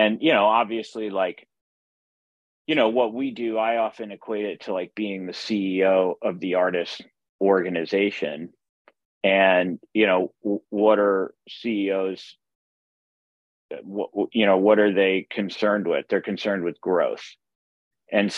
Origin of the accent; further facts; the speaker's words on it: Omaha, Nebraska, United States; I grew up in Omaha, Nebraska